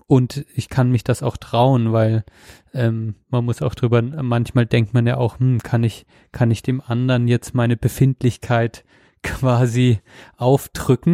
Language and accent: German; Germany; als Deutscher